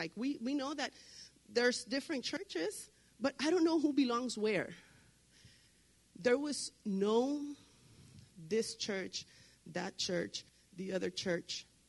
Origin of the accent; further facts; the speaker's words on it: Puerto Rico; now in Laredo, United States; I live in Laredo, I live in Hebron, I live in Bruni, I come from Puerto Rico